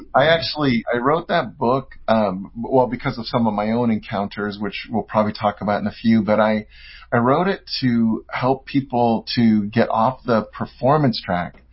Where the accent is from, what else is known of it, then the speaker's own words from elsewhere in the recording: San Francisco Bay Area, California, United States; I'm from California, from the uh, San Francisco Bay Area.